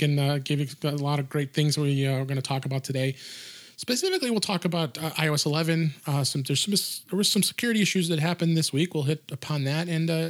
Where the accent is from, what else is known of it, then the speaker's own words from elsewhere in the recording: Chicago, Illinois, United States; Because we're both from Chicago.